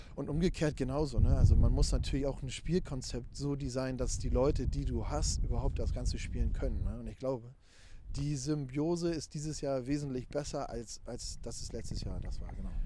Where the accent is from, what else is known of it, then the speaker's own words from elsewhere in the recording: near Frankfurt, Brandenburg, Germany; moved away as an adult; now in Hamburg, Germany; ich bin ja äh, in Ostdeutschland geboren und aufgewachsen, aus der Nähe von Frankfurt-Oder.